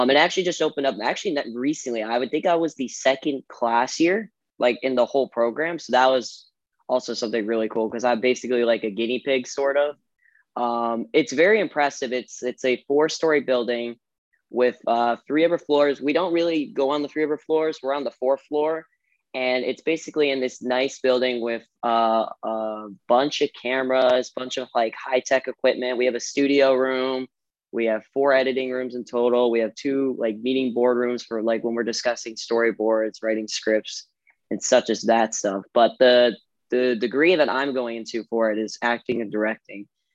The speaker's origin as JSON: {"language": "English", "town": "Brecksville", "region": "Ohio", "country": "United States", "tie": "born or raised there", "said": "I was born in Brecksville, Ohio"}